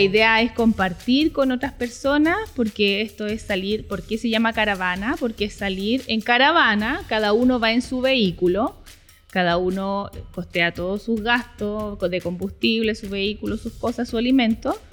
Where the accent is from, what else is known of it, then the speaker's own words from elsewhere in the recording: Iquique, Tarapacá, Chile; somos psiquiqueñas, pero no conocemos nuestro lugar donde habitamos